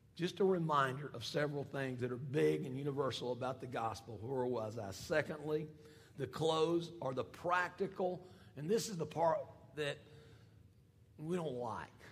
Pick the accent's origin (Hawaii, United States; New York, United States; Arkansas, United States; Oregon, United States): Arkansas, United States; Fayetteville; I'm from Fayetteville